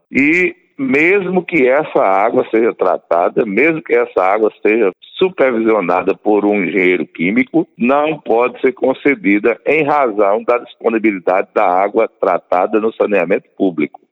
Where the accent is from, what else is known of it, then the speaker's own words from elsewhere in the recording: Paraíba, Brazil; que tanto nos honra e tanto nos orgulha como paraibano